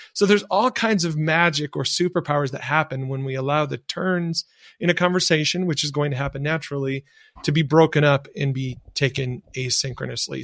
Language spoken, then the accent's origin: English; rural Michigan, United States; where I grew up in, in rural Michigan